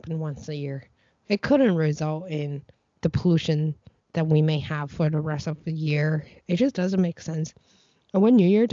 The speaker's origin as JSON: {"language": "English", "region": "Beijing", "country": "China", "tie": "born or raised there", "moved": "yes", "said": "my family was born and raised in Beijing for like three generations now"}